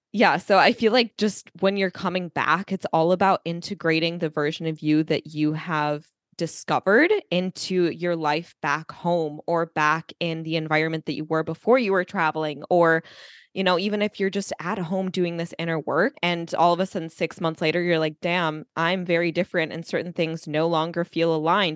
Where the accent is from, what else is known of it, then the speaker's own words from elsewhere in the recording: United States; I grew up in America